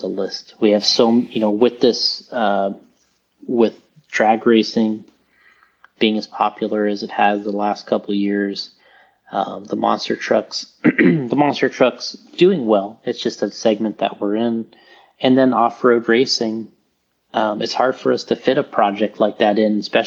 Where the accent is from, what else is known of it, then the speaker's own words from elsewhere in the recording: Florida, United States; I came from Florida